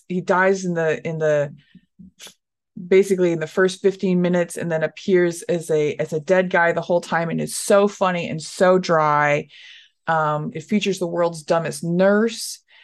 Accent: Dallas, Texas, United States; No, I am a Portland comic, but I'm from Texas. I am from Dallas, Texas.

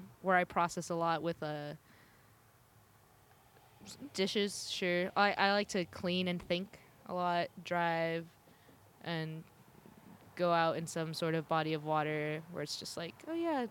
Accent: Southern California, United States; moved away; I grew up in Southern California

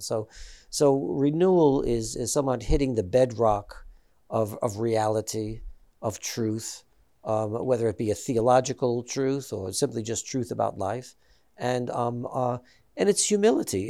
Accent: New York, United States; I'm Italian American, I'm from New York, and, and, and, uh, so, you know, all of my friends that I grew up with were, uh, Catholic.

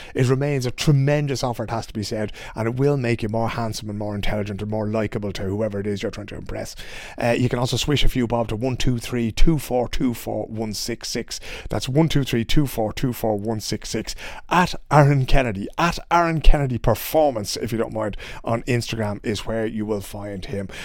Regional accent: Dublin, Leinster, Ireland; now in Sweden; a chap that I grew up with in Dublin

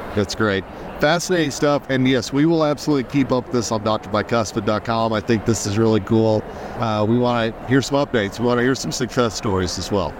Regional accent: Oklahoma, United States; I grew up in Oklahoma

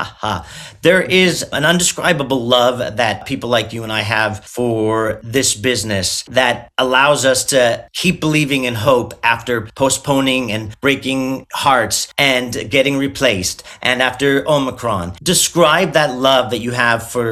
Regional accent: Southern California, United States; now in New York City, United States; I'm from Southern California originally

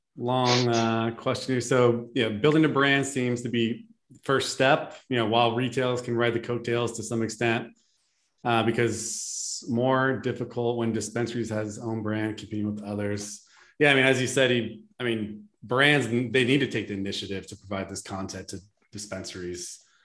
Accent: California, United States; I mean, I'm from the Bay Area, and I mean, there's millions of people in that larger San Francisco Bay Area.

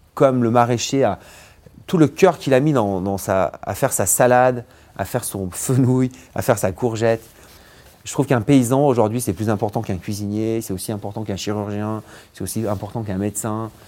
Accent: Vercors, Auvergne-Rhône-Alpes, France; also born or lived in Grenoble; Je suis né à Grenoble, j'ai grandi dans le Vercors

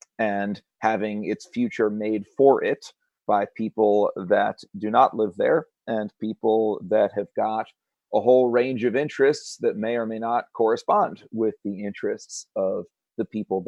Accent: Connecticut, United States; moved away as an adult; now in Whitesburg, United States; not because I'm from Connecticut, but because I'm from Whitesburg.

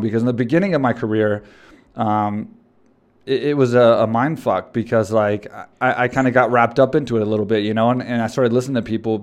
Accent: Texas, United States; I grew up in Texas and I'm, I'm in Texas

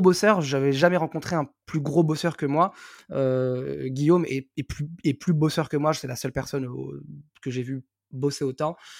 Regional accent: Algiers, Algiers Province, Algeria; moved away; je suis né, j'ai grandi à Alger

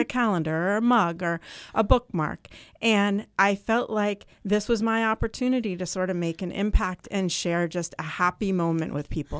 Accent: Vermont, United States; now in New Hampshire, United States; I grew up in Vermont

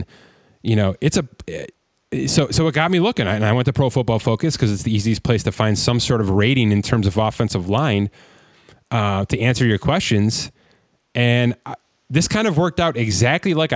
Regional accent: Buffalo, New York, United States; we're from Buffalo, both of us

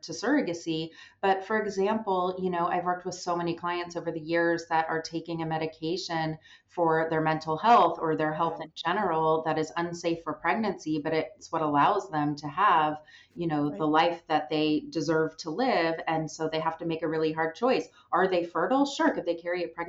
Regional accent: Southern California, United States; I was born in Southern California, raised, never left Southern California

